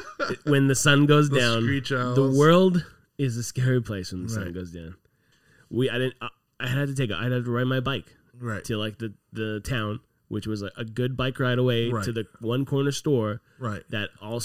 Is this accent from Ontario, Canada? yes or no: yes; Toronto, Ontario, Canada; also born or lived in Lagoon City, Ontario; I grew up in Toronto. So I didn't start outside of the city, move to the city. I started in the city, moved out of the city.